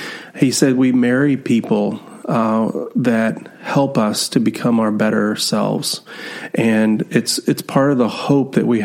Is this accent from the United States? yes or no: yes; Texas, United States; I'm from Texas